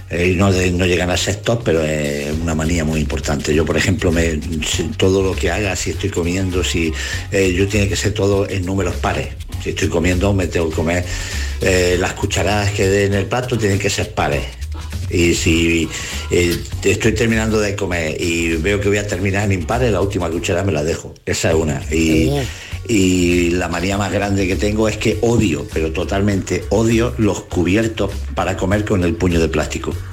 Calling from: Castellar, Andalusia, Spain; Hola, buenos días. … de Castellar.

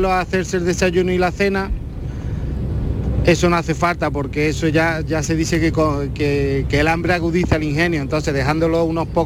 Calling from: Málaga, Andalusia, Spain; de Málaga.

